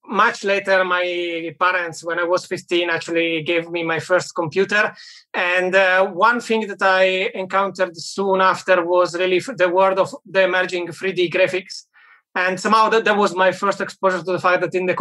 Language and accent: English; Italy; moved away as an adult; also born or lived in United Kingdom / Germany; now in Berlin, Germany; I'm originally from Italy, worked in the UK and in Germany for a while.